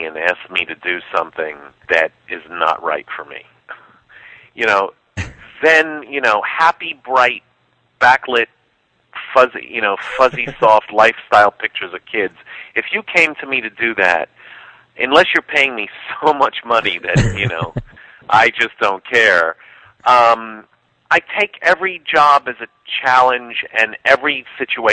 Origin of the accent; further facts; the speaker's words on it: New York City, New York, United States; I grew up being in New York City in the 70s